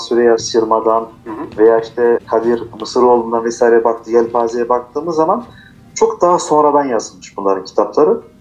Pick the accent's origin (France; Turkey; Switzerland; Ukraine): France; Strasbourg, Grand Est; first language Turkish; Biz orada dünyaya gelmişiz.